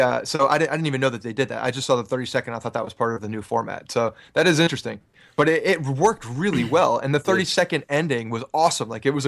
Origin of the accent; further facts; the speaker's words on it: Ridgewood, New Jersey, United States; I grew up in Ridgewood, New Jersey in Bergen County.